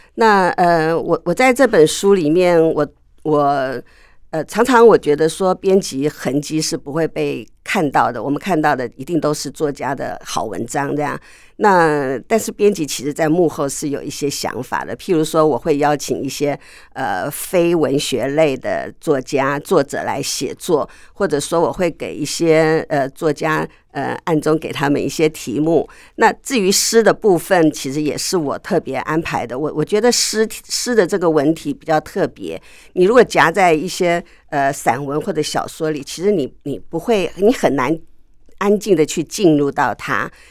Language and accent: Chinese; between Gongguan and Jingmei, Taipei, Taiwan; 我小的时候住在公馆旁边一点，嗯。就是不到景美，在景美跟公馆中间